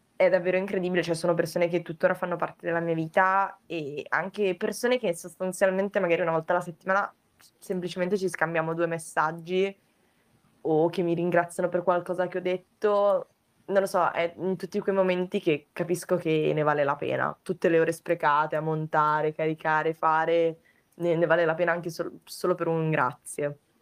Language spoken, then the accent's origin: Italian; province of Vicenza, Veneto, Italy; moved away as an adult; now in Turin, Italy; adesso appunto vivo a Torino, però sono originaria della provincia di Vicenza, però ho vissuto un po' in giro nel frattempo